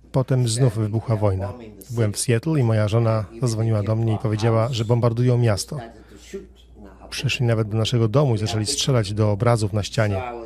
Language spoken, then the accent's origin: Polish; Sierra Leone; moved away as an adult; also born or lived in Liberia; now in Florida, United States; Pochodzę z Afryki Zachodniej, Sierra Leone. Tam się urodziłem i dorastałem.